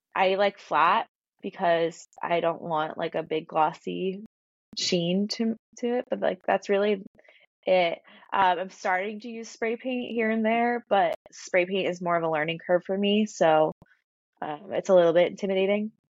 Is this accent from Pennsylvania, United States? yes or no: yes; Philadelphia, Pennsylvania, United States; I grew up in Philadelphia and I went to Temple